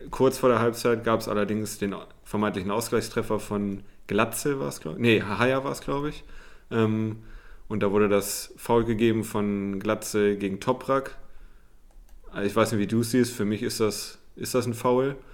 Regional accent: Hamburg, Germany; also als Hamburger hätte ich mich auch aufgeregt

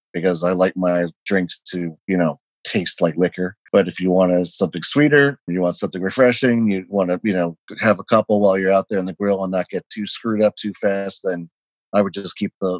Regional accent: Florida, United States; We're from Florida, you know, Florida citrus.

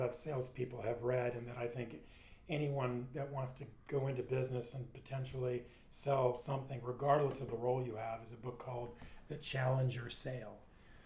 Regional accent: Southern California, United States; My parents immigrated from Sweden. I grew up in Southern California.

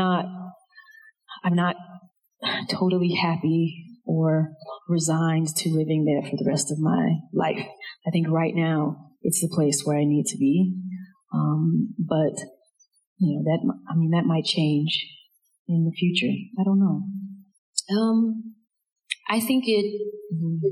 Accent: DeLisle, Mississippi, United States; the population of DeLille, of my hometown.

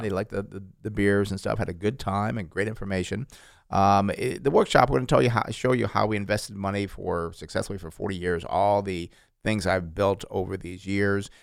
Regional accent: New York, United States; moved away; When I grew up in New York

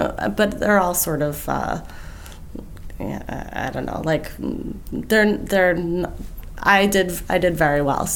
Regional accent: Brockton, Massachusetts, United States; moved away; I grew up in Brockton, Massachusetts, which is a town about 20 miles southeast of Boston

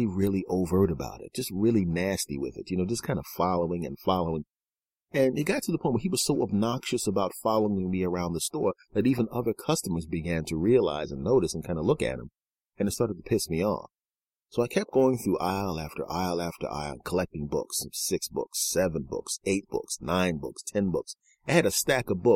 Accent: Philadelphia, Pennsylvania, United States; I grew up in Philadelphia.

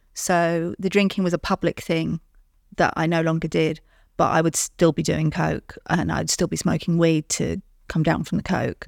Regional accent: London, United Kingdom; I'm from London

